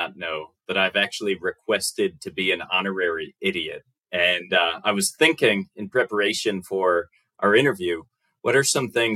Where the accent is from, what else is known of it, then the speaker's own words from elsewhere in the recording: United States; accent: American; my accent is quite different. It's an American accent